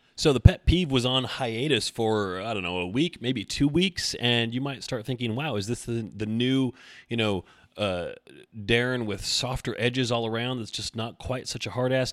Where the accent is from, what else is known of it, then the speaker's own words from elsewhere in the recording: Oregon, United States; I'm from Oregon